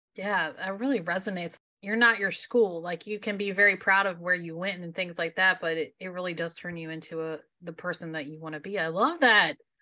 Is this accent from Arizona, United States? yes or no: no; Maryland, United States; I'm from Maryland